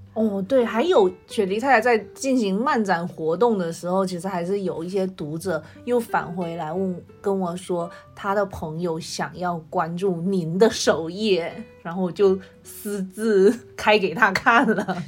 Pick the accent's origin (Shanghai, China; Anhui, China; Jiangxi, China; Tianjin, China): Tianjin, China; 我是天津人